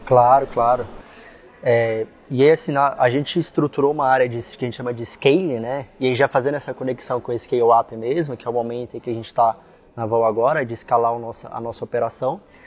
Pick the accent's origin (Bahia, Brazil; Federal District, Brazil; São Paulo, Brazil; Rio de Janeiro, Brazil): Federal District, Brazil; Brasília; Sou brasiliense, tá? Com orgulho